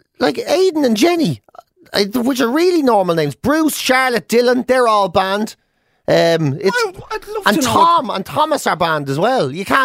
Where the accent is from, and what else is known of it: Ireland; accent: Irish